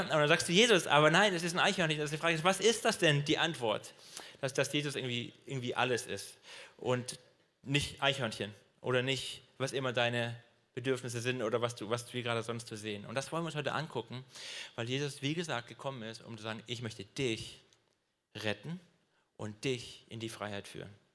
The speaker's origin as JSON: {"language": "German", "region": "Swabia", "country": "Germany", "said": "ich bin Schwabe"}